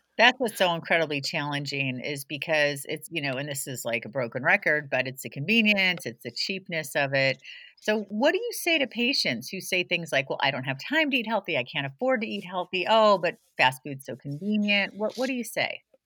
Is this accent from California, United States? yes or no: yes; San Jose, California, United States; moved away; also born or lived in Santa Cruz, California; I grew up in San Jose, California